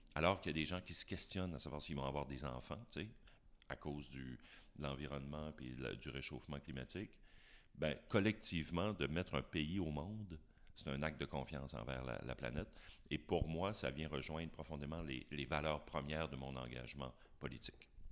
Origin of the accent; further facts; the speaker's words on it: Chicoutimi, Quebec, Canada; also born or lived in Jonquière; je suis né à Chicoutimi. Alors, je suis une greffe qui a, pris à Jonquière